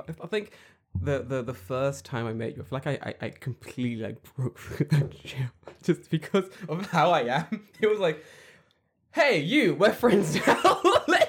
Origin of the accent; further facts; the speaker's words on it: London, United Kingdom; I'm from London.